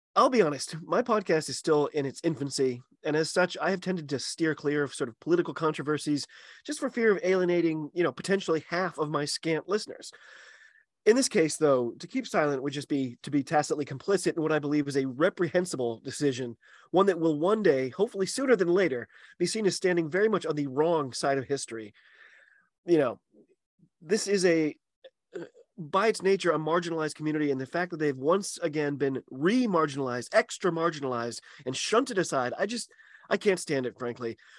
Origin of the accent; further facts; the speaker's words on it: United States; I'm an American rugby fan